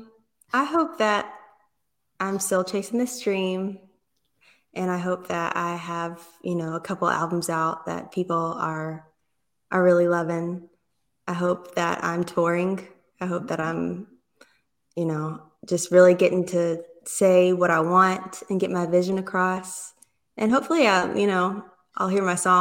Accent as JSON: {"language": "English", "town": "Galveston", "region": "Texas", "country": "United States", "tie": "born or raised there", "said": "I grew up in the Gulf Coast around Galveston"}